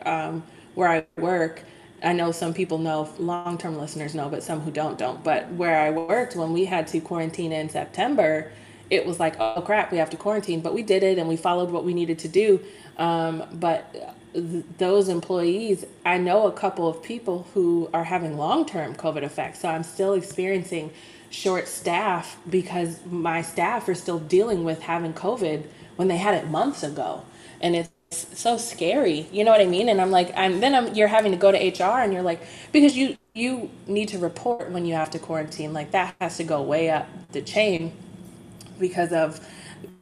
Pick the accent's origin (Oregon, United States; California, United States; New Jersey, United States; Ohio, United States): Ohio, United States; Cleveland; also born or lived in Toledo; I grew up in Cleveland, surrounded by city lights